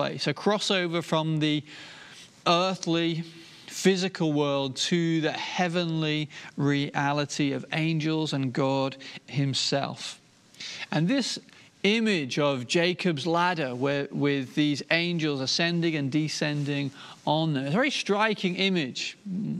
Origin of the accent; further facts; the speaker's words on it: Inverurie, Scotland, United Kingdom; now in England; where I was born, up in Aberdeenshire and in Verurie.